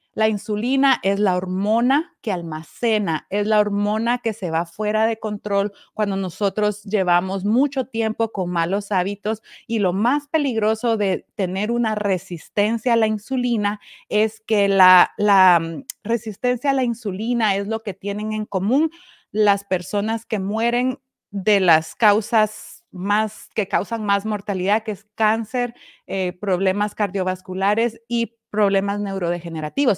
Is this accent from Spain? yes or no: no; Guatemala; now in Connecticut, United States; Yo estoy en Connecticut, soy guatemalteca